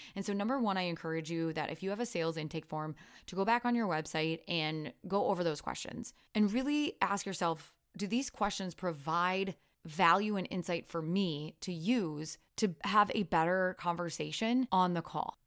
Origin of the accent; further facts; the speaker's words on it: Iowa, United States; accent: Iowan; my Iowan accent